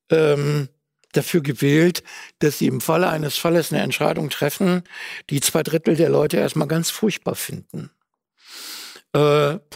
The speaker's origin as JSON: {"language": "German", "town": "Duisburg", "region": "North Rhine-Westphalia", "country": "Germany", "tie": "born or raised there", "said": "Meine Heimatstadt Duisburg ist Partnerstadt äh, von Wuhan."}